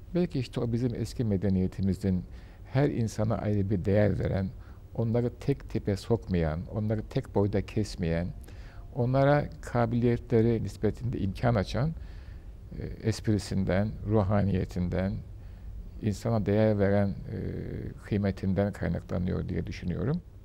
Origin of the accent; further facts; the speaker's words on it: Istanbul, Turkey; tarih yarımada da doğdum, büyüdüm